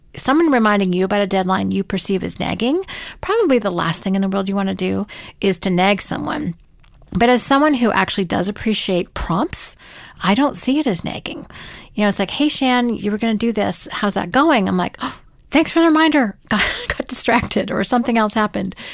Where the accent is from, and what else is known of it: Canada